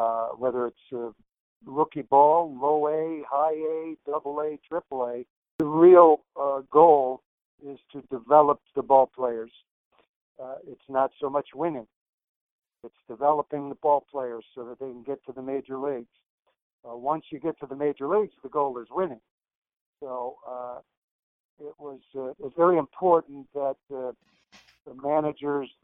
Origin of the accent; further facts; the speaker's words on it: Detroit, Michigan, United States; I grew up in Detroit, one of 13 children.